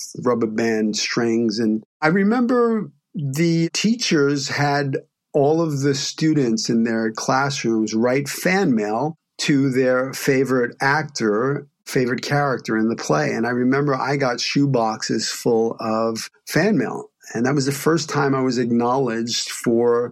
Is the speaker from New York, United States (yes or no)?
yes; New York City, New York, United States; growing up in Brooklyn, especially when I grew up there in the 70s